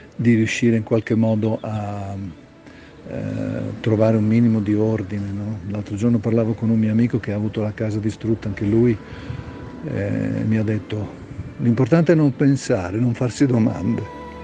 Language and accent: Italian; Faenza, Emilia-Romagna, Italy; io ho più di 60 anni, vivo qui da sempre